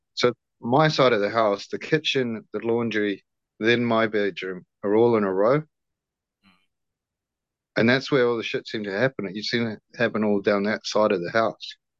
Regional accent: New Zealand; also born or lived in Brisbane, Australia; so I'm Kiwi. I'm from New Zealand. I'm back in living in New Zealand, um, in Auckland

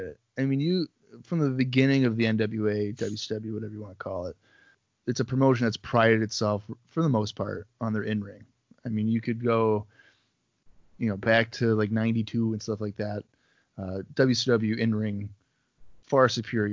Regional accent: Syracuse, New York, United States; my hometown here, Syracuse, New York

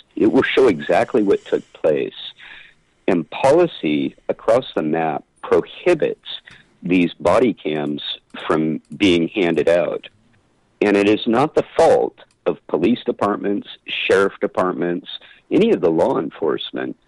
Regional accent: San Luis Obispo, California, United States; my hometown of San Luis Obispo

